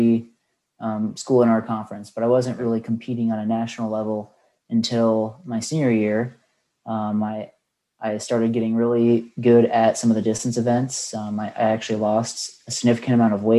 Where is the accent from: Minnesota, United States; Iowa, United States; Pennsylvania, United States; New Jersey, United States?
Iowa, United States; Bettendorf; The eastern side of Iowa. I went to Pleasant Valley High School, and that's in a town called Bettendorf